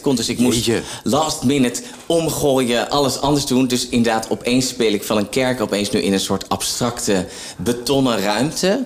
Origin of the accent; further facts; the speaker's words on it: Zwolle, Overijssel, Netherlands; now in Opdam, Netherlands; omdat ik uit Zwolle kom